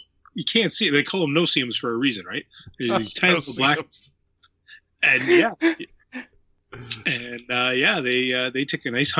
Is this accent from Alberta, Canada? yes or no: no; Kincardine, Ontario, Canada; I am from Ontario, Canada, in a little spot close to Kincardine, Ontario. So way up north for you guys.